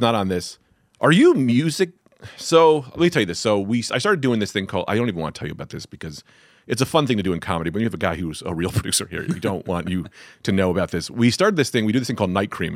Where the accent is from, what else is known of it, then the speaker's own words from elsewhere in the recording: Newark, New Jersey, United States; I was raised in Newark